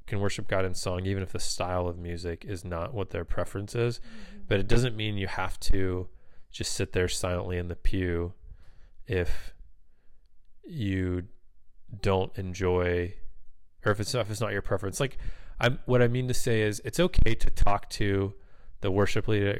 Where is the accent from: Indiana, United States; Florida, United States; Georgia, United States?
Florida, United States; now in California, United States; I grew up in Florida, and I would wear a shirt and a tie and a suit or a sports jacket to church.